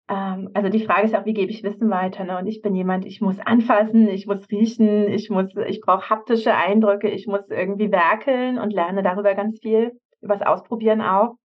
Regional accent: Havelberg, Saxony-Anhalt, Germany; Also zum Beispiel jetzt am, am Freitag fahre ich in meine Heimat Havelberg

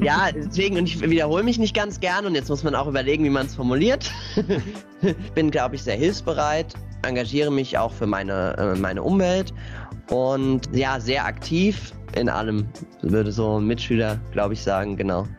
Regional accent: Ockenheim, Rhineland-Palatinate, Germany; schon als ganz kleines Kind äh, mich bei wie in Ockenheim e.V. engagiert. Das ist so unser Dorfverein

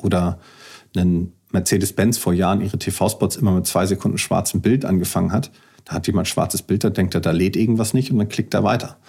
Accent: Kiel, Schleswig-Holstein, Germany; Ich bin Kieler

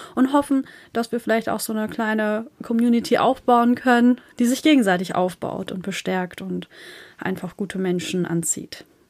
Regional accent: Northern Germany, Germany; accent: northern; wir kommen aus dem Norden.

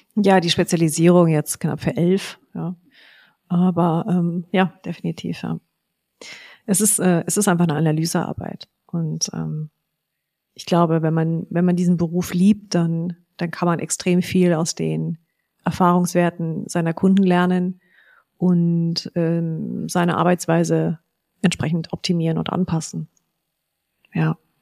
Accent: Frankfurt am Main, Hesse, Germany; Meine Eltern hatten jahrelang einen ähm, riesigen Maklerbetrieb in Frankfurt am Main ähm, mit 30 Maklern und fünf Fachabteilungen

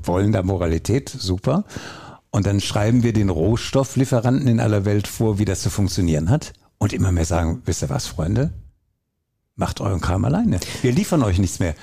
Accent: Essen, North Rhine-Westphalia, Germany; also born or lived in Oberhausen; ich bin ein Kind des Ruhrgebiets, in Oberhausen geboren, in Essen groß geworden

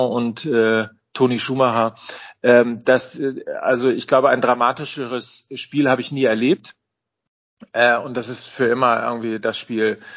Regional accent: North Rhine-Westphalia, Germany; ich bin ja, bin ja Ostwestfale und ich bin immer so mit dem Stammkneipengedanken groß groß geworden.

